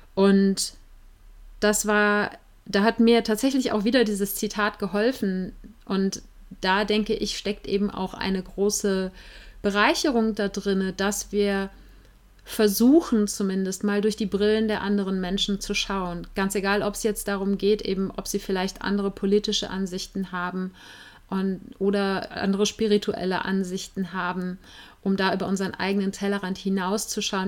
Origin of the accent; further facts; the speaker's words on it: Germany; ich bin als Weiße in Deutschland geboren und aufgewachsen